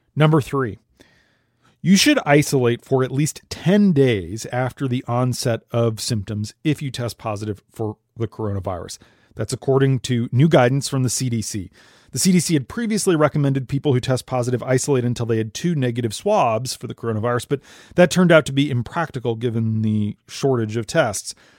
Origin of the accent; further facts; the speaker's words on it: Minnesota, United States; my home state of Minnesota